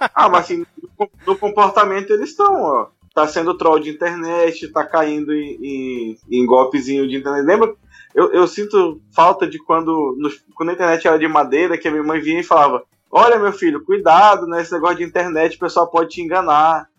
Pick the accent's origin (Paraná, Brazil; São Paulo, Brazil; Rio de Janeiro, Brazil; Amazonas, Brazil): Amazonas, Brazil; interior of; lá na minha cidade, no interior do Amazonas